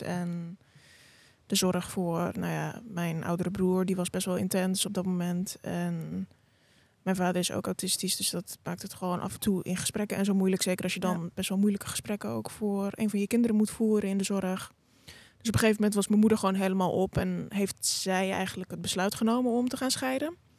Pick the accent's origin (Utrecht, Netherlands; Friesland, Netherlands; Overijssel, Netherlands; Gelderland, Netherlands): Utrecht, Netherlands; Amersfoort; kom uit Amersfoort